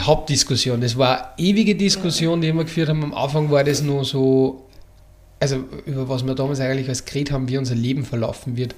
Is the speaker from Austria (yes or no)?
yes; Upper Austria, Austria; Ich komme aus Oberösterreich